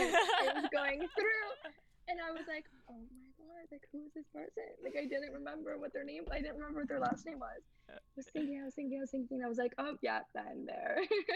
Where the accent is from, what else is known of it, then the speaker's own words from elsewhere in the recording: New York, United States; But I think, like, because I grew up in New York, especially, hookup culture between high school and college, like, I didn't see that many differences.